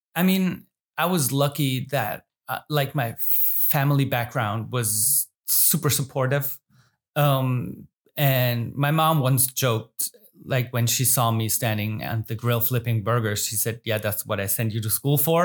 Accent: Germany; I live and born and raised in the Rhein Neckar area

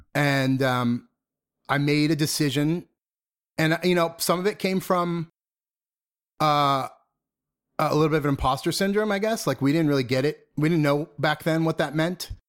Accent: Methuen, Massachusetts, United States; also born or lived in Lawrence, Massachusetts; I grew up in the suburbs of Boston

